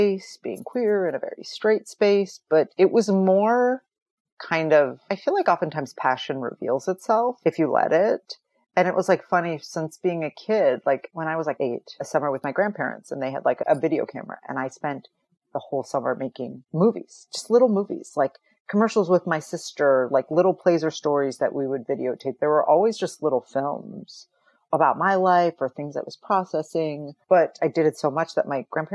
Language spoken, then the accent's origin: English; northwest Iowa, United States; also born or lived in Minnesota; I grew up in a very rural area. So I'm like from Midwest, like Iowa and Minnesota. I always say like my family fulfilled like the diversity quota for the north, at least the northwest quadrant of Iowa